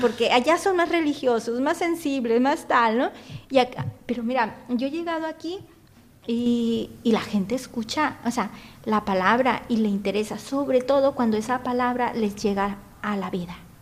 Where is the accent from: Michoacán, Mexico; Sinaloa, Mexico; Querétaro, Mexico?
Sinaloa, Mexico; moved away as an adult; also born or lived in Guadalajara / Chile; now in Spain; yo soy de México, y, pero vivía yo en Sinaloa y me fui a estudiar a Guadalajara.